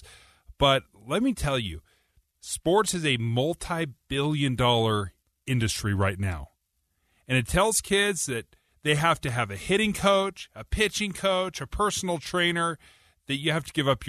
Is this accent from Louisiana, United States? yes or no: no; Utah, United States; Growing up in Utah